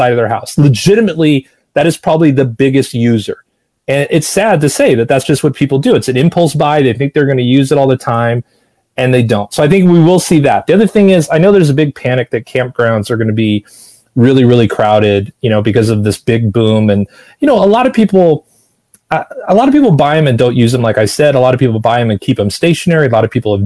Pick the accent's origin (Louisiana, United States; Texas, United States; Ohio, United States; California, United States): California, United States; Los Angeles; moved away as an adult; also born or lived in Seattle / New York / Boston; I was born in Seattle. I learned to talk in New York. I learned to walk in Boston. I learned to run in Los Angeles. And I lived in Los Angeles for 40 of my 50 years.